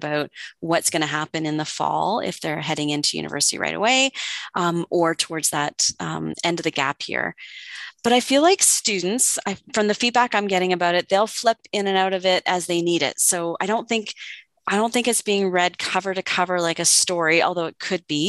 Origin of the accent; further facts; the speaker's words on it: Oakville, Ontario, Canada; now in Calgary, Canada; I grew up in what's now called Ontario, close maybe to where you are. I grew up in Oakville.